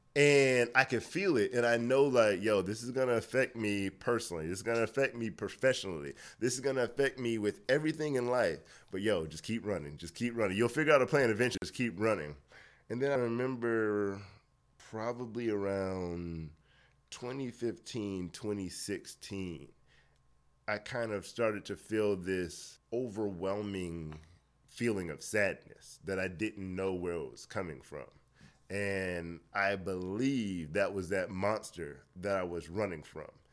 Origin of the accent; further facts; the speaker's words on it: Miami, Florida, United States; moved away as an adult; also born or lived in Orlando, Florida; now in Atlanta, United States; born and raised in Miami, Florida. Lived there, uh, m, majority of my, well, all of my childhood, majority of my life